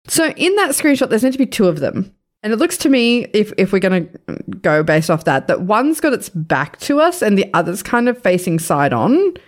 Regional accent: Sydney, New South Wales, Australia; moved away; I grew up in Western Sydney. I grew up not far from there

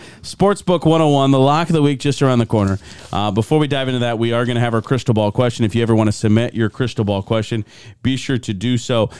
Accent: Lee's Summit, Missouri, United States; And I'm from Lee Summit.

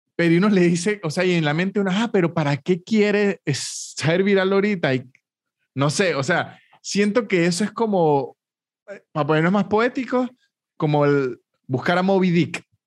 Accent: San Cristóbal, Táchira, Venezuela; moved away as an adult; now in Argentina; yo soy de San Cristóbal, un estado que queda como a siete horas de donde vive

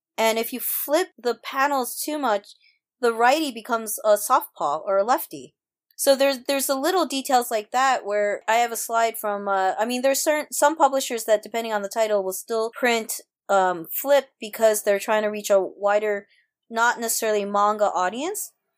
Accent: New York City, New York, United States; also born or lived in Japan / Osaka, Japan; I was born in Japan, came here when I was less than one and, uh, came straight to New York and grew up, uh, my whole life in New York City

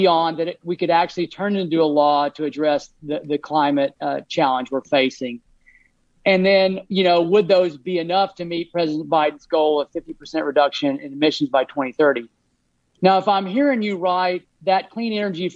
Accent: Texas, United States; now in Hood River County, United States; I'm from Texas, and I my folks are still down there

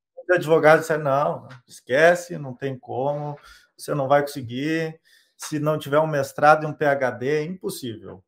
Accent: Rio Grande do Sul, Brazil; eu sou do Rio Grande do Sul

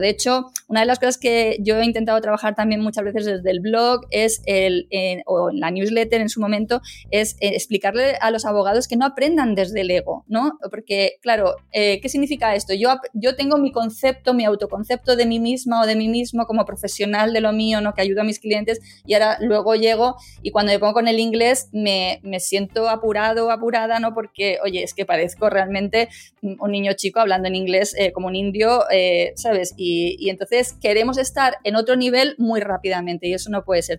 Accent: Madrid, Community of Madrid, Spain; first language Spanish; moved away as an adult; now in Málaga, Spain; yo soy nacida también en Málaga, aunque me he criado en Madrid

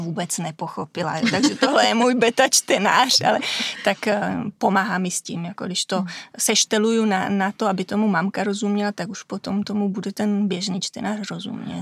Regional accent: Vimperk, South Bohemian Region, Czechia; moved away as an adult; now in Italy; jsem z Vimperka

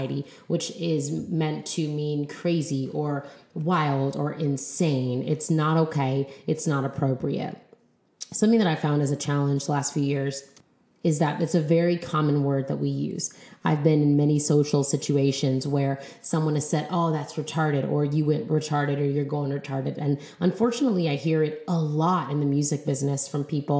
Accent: United States; So we just call ourselves like Black or Brown American people

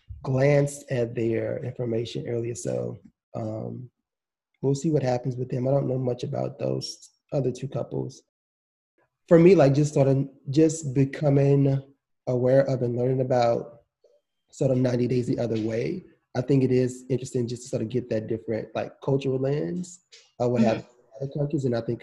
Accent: United States; because I'm American and these are not my values.

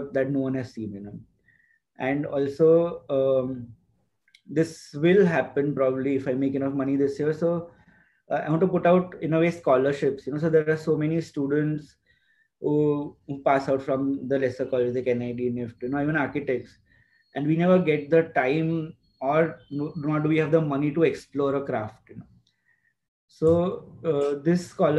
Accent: Navsari, Gujarat, India; moved away as an adult; now in Ahmedabad, India; we went back to Navsari, my hometown.

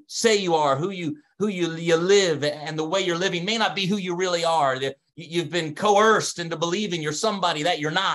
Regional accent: Delaware, United States; accent: Delaware; now in Canada; my accent, my Delaware accent. I don't have a Canadian accent

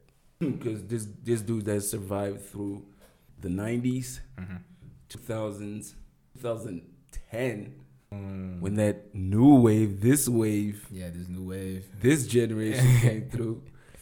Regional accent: Russia; born there; I'm an exile kid.

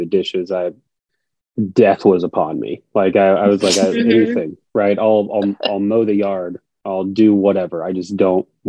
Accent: Winterset, Iowa, United States; I am from Iowa. I grew up in Winterset and then been like kind of hopped around central Iowa for the past 10 years or so.

